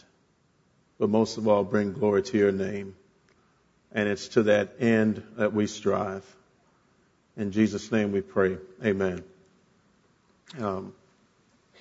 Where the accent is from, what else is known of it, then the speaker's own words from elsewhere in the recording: Miami, Florida, United States; I grew up in the great nation of South Florida, the city of Miami in particular